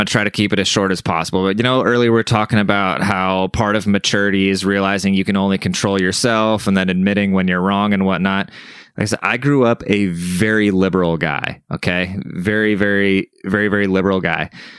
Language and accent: English; Germany; now in San Antonio, United States; I'm German, right? So I grew up in Germany. My family speaks German and everything, and I've never been around my people, like all besides when I lived in Germany. But as soon as I came to the States, I've never really been around Germans